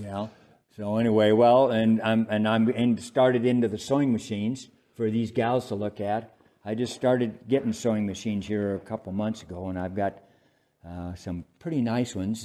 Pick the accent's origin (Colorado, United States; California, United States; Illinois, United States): Colorado, United States; Steamboat Springs; moved away; I was born in Steamboat Springs, and that's right at the base of the Continental Divide.